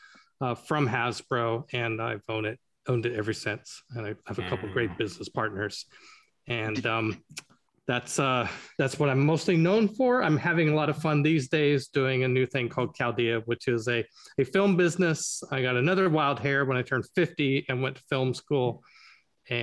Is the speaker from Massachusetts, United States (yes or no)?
no; Idaho, United States; moved away; I was born in Idaho in a farming community, and went to Boeing